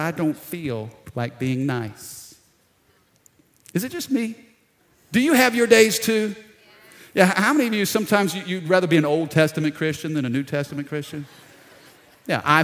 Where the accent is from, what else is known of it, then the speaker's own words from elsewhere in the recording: Baton Rouge, Louisiana, United States; we're down in South Louisiana, Baton Rouge